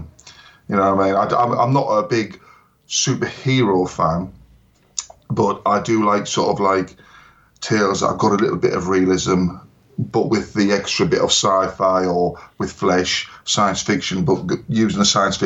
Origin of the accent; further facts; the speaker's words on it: Hartlepool, North East England, United Kingdom; my hometown of Hartlepool